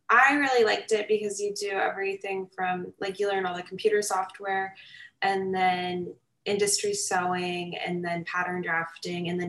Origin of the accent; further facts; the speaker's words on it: California, United States; born there; also born or lived in Lake Tahoe / Reno; So, I was born in California. I moved around a lot as a kid due to my dad being in the Air Force. Um, and then my family landed uh, like Lake Tahoe area, Reno.